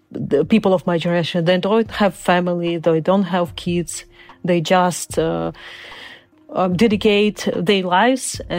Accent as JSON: {"language": "English", "country": "Uzbekistan", "tie": "born there", "also_born_or_lived": "Crimea", "second_language": "English", "said": "I was born in Soviet uh, Union. I was born in Uzbekistan, uh, and uh, because people of my nation were terribly deported by Stalin in order of Stalin"}